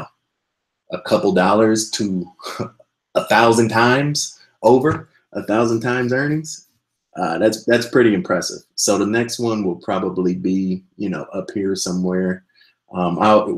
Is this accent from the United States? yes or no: yes; Midwest, United States; I'm actually from the Midwest myself